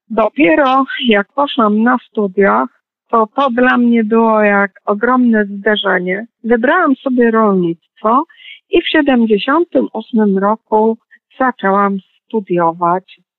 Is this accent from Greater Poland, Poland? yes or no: yes; Poznań, Greater Poland, Poland; tak, urodziłam się w Poznaniu.